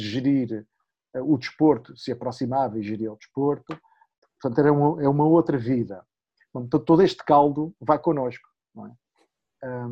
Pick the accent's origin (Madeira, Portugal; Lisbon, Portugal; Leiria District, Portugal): Madeira, Portugal; Eu sou da Madeira, eu era um dos cinco olímpicos da Madeira